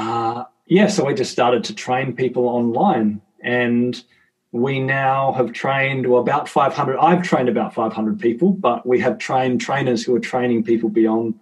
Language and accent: English; Tasmania, Australia; I'm from Tassie, so for context, we've got 500,000 people across our entire state